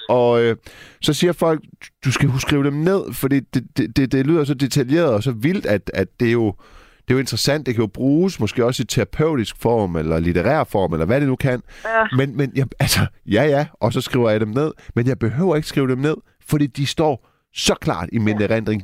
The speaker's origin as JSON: {"language": "Danish", "town": "Silkeborg", "region": "Central Denmark Region", "country": "Denmark", "said": "jeg er fra Silkeborg"}